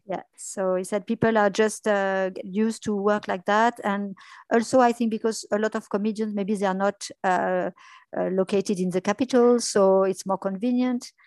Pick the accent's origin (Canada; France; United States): France; English is a second language; moved away as an adult; also born or lived in London, United Kingdom; I spent a few years in journalism in France